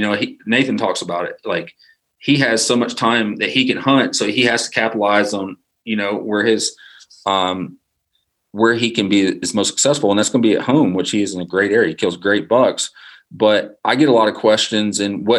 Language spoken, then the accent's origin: English; Arkansas, United States; moved away as an adult; also born or lived in Mississippi Delta; now in North Carolina, United States; I grew up in Arkansas and moved to the mountains, North Carolina in 2009.